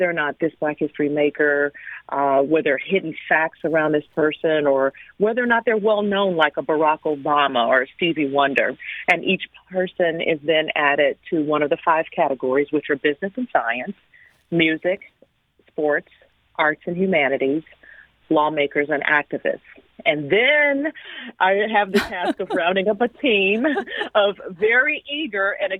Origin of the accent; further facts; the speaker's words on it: St. Louis, Missouri, United States; moved away as an adult; now in Washington, D.C., United States; my hometown of St. Louis